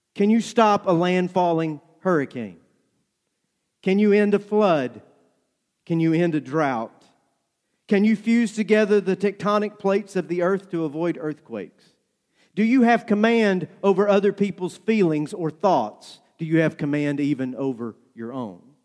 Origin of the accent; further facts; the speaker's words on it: North Georgia, United States; Growing up in North Georgia, my grandmother laid out a garden every year